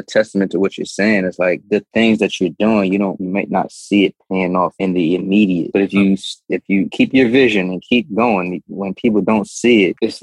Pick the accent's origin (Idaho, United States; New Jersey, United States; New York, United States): New Jersey, United States; Trenton; I'm from Trenton, New Jersey. You know what I'm saying? And it's the ghetto.